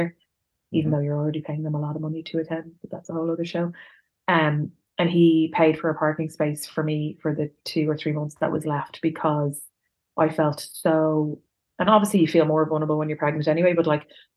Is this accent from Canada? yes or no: no; Dublin, Leinster, Ireland; I'm grew up in Dublin and I've been going out nights out in Dublin for my whole adult life